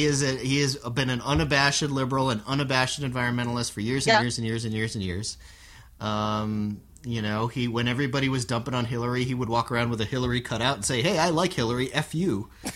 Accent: Miami, Florida, United States; I'm from Miami.

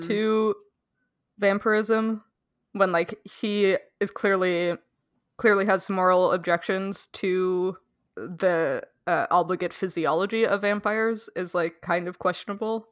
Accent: Canada; as a Canadian

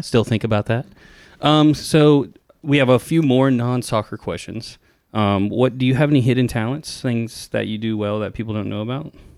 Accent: Tennessee, United States; growing up in Tennessee

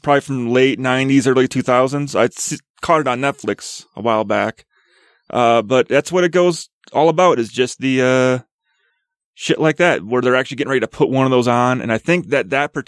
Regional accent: Wisconsin, United States; now in Utah, United States; I'm from Wisconsin

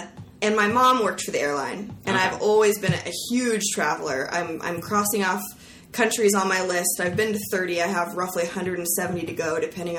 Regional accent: Seattle, Washington, United States; also born or lived in Bountiful, Utah; now in Los Angeles, United States; I call myself a Seattle native.

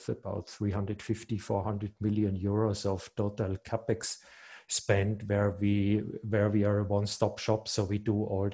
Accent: Reutte, Tyrol, Austria; moved away as an adult; also born or lived in Graz; I'm Tyrolean. I'm 53 years old, and I was born in Reutte, which is in the northern part of Tyrol. And after school, I moved to Graz

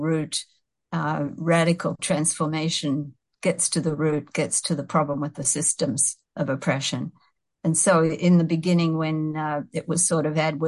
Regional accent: Sydney, New South Wales, Australia; moved away as an adult; now in Canada; I grew up in Sydney, Australia

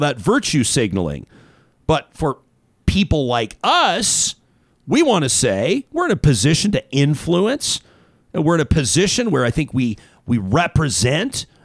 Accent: Calgary, Alberta, Canada; my hometown

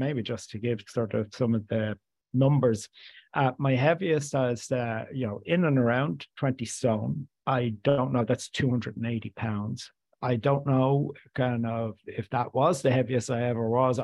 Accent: Dublin, Leinster, Ireland; I grew up in inner city Dublin in an area just right beside Sheriff Street

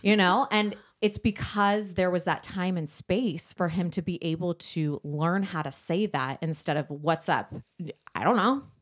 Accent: San Diego, California, United States; we grew up in San Diego, North County, San Diego

